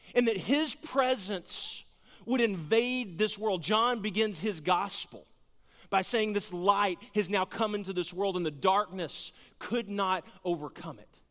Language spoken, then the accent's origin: English; Garland, Texas, United States; also born or lived in Cleburne, Texas; I grew up in Garland, Texas